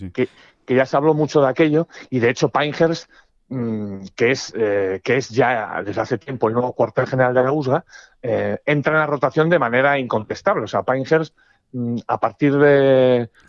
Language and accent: Spanish; Spain; va a haber tres españoles para ganar el US Open. Porque somos españoles.